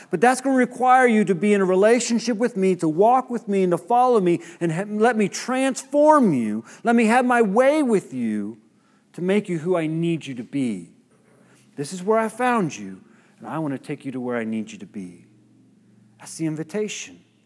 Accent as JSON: {"language": "English", "country": "United States"}